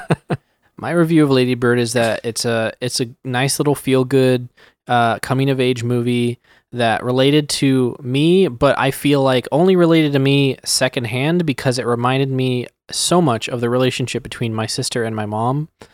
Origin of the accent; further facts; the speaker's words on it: Sacramento, California, United States; we're all from Sacramento